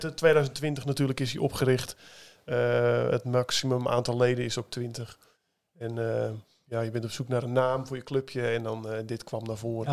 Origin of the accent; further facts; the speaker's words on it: Wieringermeer polder, North Holland, Netherlands; moved away; Ik kom uit de Wieringenmeerpolder, ben ik opgegroeid